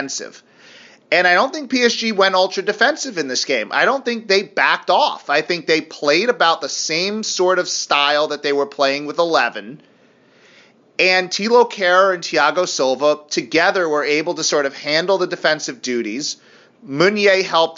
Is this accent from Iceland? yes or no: no; United States; I'm an American